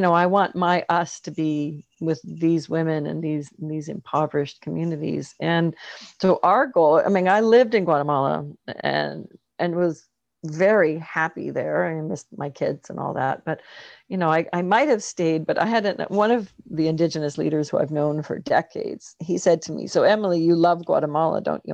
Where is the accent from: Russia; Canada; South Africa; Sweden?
Canada; being Canadian